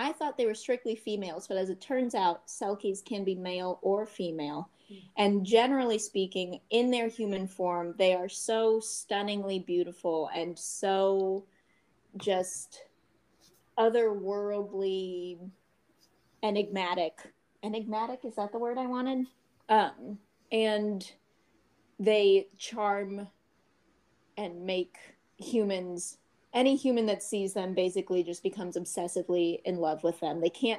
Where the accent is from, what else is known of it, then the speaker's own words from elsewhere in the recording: Southeast, United States; In the Southeast.